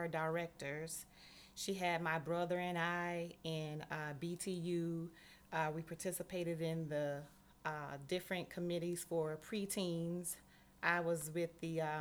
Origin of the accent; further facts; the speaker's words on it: Miami, Florida, United States; I was born and raised in Miami, Florida